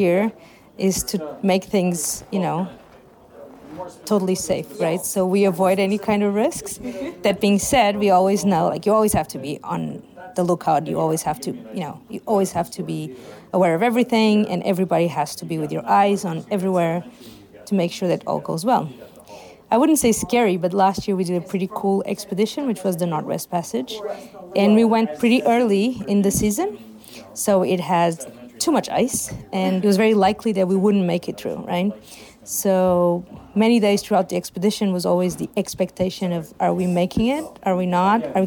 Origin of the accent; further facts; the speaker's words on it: Lisbon, Portugal; I am from Portugal, Lisbon